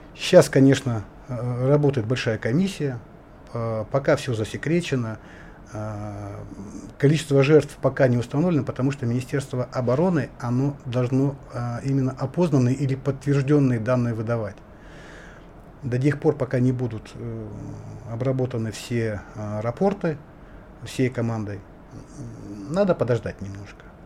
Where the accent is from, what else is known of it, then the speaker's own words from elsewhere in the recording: Indigirka, Yakutia, Sakha Republic, Russia; Я вот якут